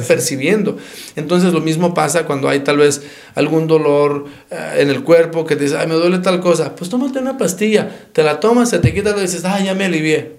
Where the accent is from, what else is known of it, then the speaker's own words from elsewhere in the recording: Phoenix, Arizona, United States; also born or lived in Nogales / Dallas, Texas; now in Tucson, United States; yo soy de Nogales, este, nacido en Nogales, criado en Phoenix y este, educado en Tucson